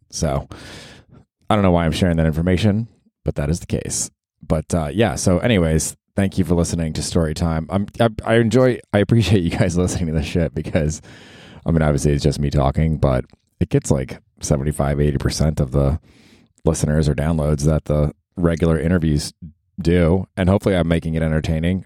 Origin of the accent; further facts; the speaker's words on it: Tampa, Florida, United States; moved away as an adult; also born or lived in Georgia; I grew up in Tampa